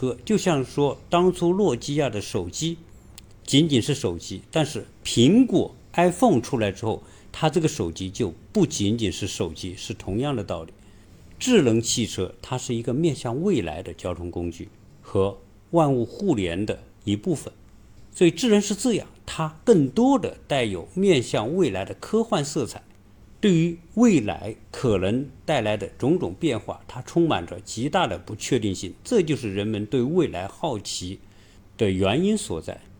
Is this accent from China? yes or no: yes; China; 能够把红旗轿车做好，是我们中国人的一个共同的愿望。